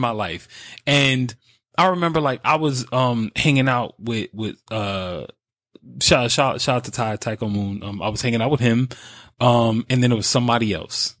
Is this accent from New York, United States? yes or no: yes; New York, United States; I'm from New York